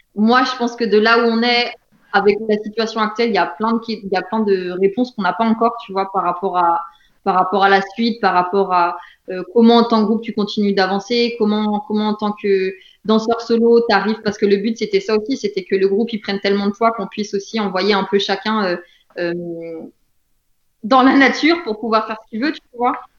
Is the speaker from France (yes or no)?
yes; France